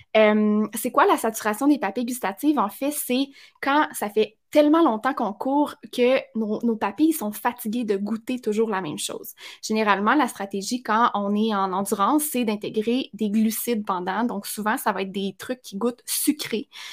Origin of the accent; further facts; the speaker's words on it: Abitibi, Quebec, Canada; je viens de l'Abitibi, je suis loin et je viens non pas juste de l'Abitibi, je viens d'un tout petit village en Abitibi